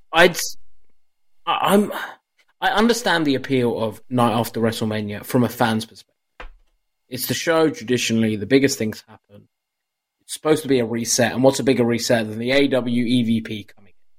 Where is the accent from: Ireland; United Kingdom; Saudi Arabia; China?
United Kingdom; as a Brit